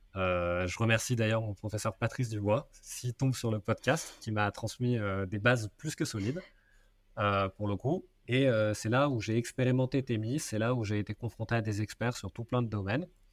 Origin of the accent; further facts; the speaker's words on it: Seine-et-Marne, Île-de-France, France; j'ai grandi en Seine-et-Marne